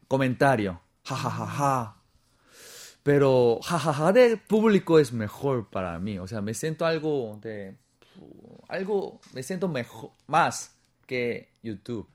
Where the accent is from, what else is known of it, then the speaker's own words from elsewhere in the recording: South Korea; Spanish is a second language; moved away as an adult; also born or lived in Peru / Spain; no soy chino, soy coreano